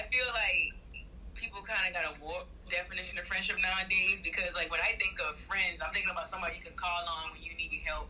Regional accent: Charleston, South Carolina, United States; I'm from Charleston, South Carolina

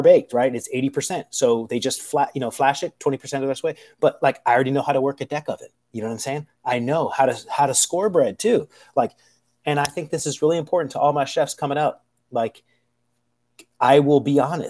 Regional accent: United States; I'm American

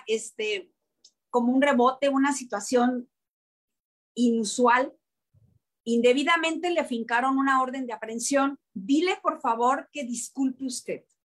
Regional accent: Tepic, Nayarit, Mexico; moved away as an adult; also born or lived in Mexico City; now in Guadalajara, Mexico; decidí regresarme a Tepic, a Tepic Nayarit con todo y bebé. A, este, me ofrecieron de nuevo trabajo en Tepic, regresé, regresé a mi pueblo

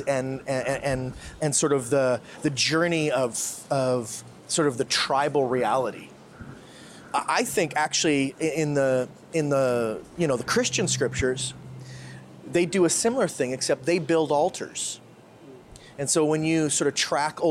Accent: Canada; now in Philippines; I'm a Canadian. I'm a white male Canadian

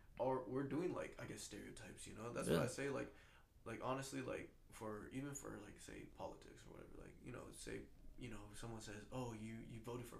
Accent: Washington, United States; moved away; also born or lived in Hawaii; for me being, I guess, Asian too, in America, minority, out of most population, right? And then so I grew up in Washington, you know, going to school, a lot of, like, white people, whatever.

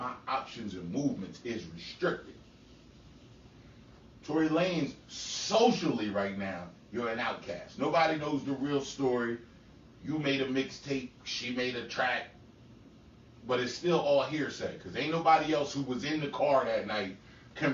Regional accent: Salem, New Jersey, United States; also born or lived in Chester; I'm from motherfucking Salem with ties to Chester and I'm deep-rooted in Salem County

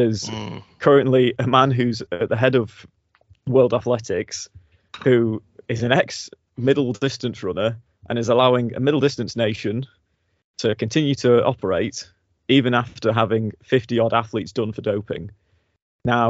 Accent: United Kingdom; we are British

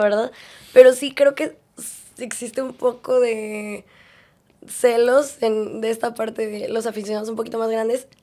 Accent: Mexico City, Mexico; yo nací en Ciudad de México y desde chiquita

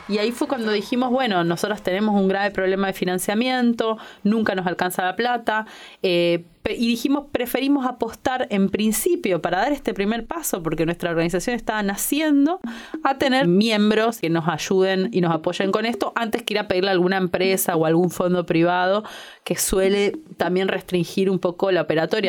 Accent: Argentina; somos un grupo un activista que tiene un medio, que es uno de los medios con las comunidades más grandes de, Argentina

